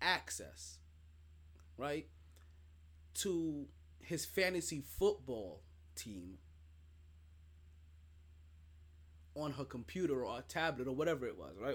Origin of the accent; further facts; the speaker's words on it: New York, United States; I'm a New Yorker through and through.